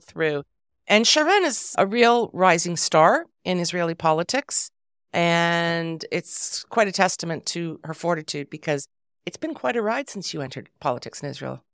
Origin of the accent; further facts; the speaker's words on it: Canada; I'm Canadian